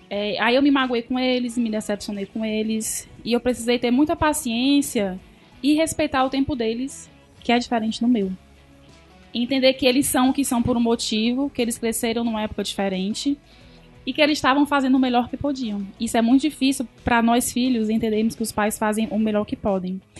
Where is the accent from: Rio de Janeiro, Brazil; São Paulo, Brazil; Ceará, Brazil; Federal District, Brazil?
Ceará, Brazil; Sobral; now in Fortaleza, Brazil; Sou de Sobral.